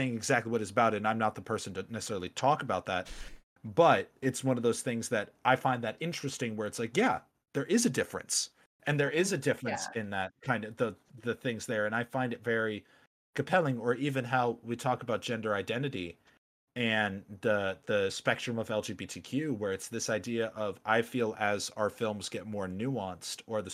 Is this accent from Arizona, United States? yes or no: yes; Arizona, United States; growing up in Arizona